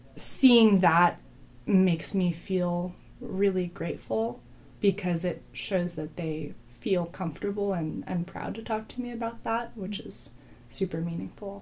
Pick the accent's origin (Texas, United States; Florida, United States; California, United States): California, United States; Berkeley; I grew up in Berkeley and in the East Bay